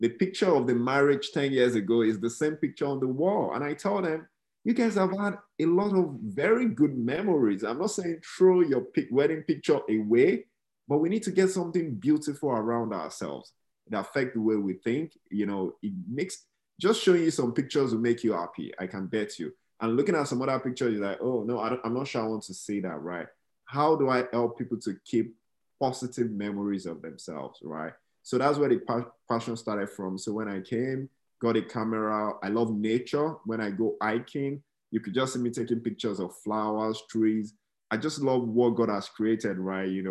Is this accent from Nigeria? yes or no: yes; Nigeria; moved away as an adult; now in United States; Growing up in Nigeria